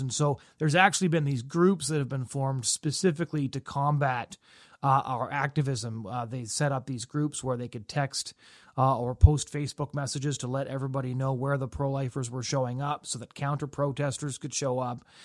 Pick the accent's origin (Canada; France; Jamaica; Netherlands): Canada; British Columbia; moved away as an adult; also born or lived in Alberta; now in Toronto, Canada; Now, I grew up in British Columbia.